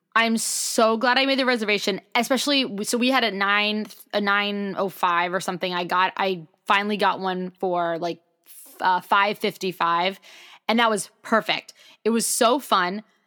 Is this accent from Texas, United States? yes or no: no; New York City, New York, United States; I'm from New York City